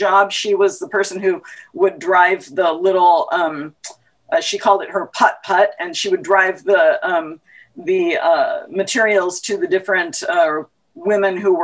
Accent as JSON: {"language": "English", "town": "San Diego", "region": "California", "country": "United States", "tie": "born or raised there", "said": "I was born in San Diego, California"}